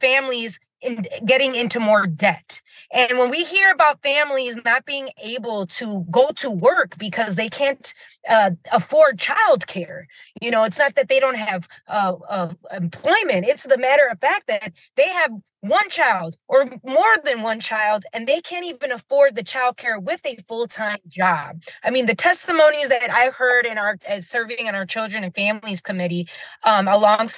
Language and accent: English; St. Paul, Minnesota, United States; I'm Puerto Rican, but growing up in the West Side Barrio, in the community, we celebrated